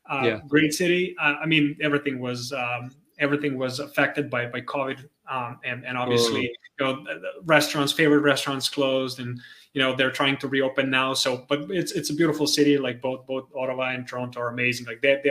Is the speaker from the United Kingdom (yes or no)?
no; Serbia; also born or lived in Croatia / Austria; now in Canada; No, actually, I was born in Croatia, lived my life in Serbia, then lived in Austria. Now I'm in Canada.